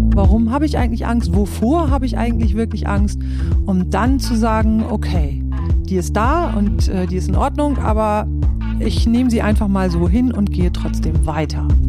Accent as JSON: {"language": "German", "area": "East Frisia", "region": "Lower Saxony", "country": "Germany", "tie": "born or raised there", "moved": "yes", "said": "ich bin ja in Ostfriesland aufgewachsen"}